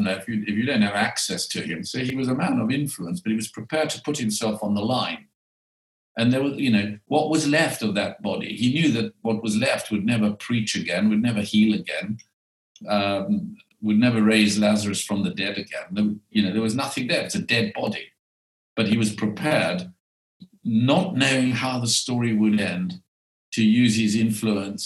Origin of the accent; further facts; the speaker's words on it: South Africa; I was born in South Africa